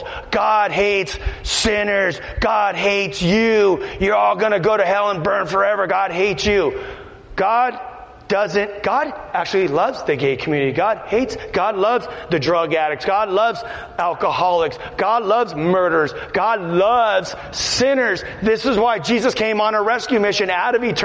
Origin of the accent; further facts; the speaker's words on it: Los Angeles, California, United States; I'm from Los Angeles.